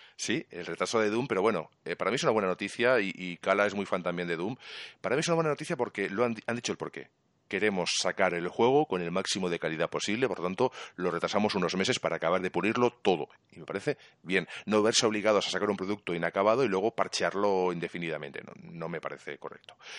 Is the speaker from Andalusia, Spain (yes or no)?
no; Catalonia, Spain; Yo soy catalán